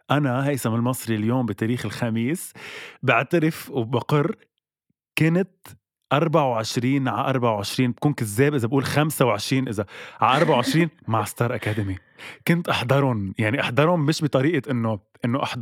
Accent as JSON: {"language": "Arabic", "country": "Lebanon", "said": "نحن كلبنانية اكيد فينا نعيش بلا تلفزيون"}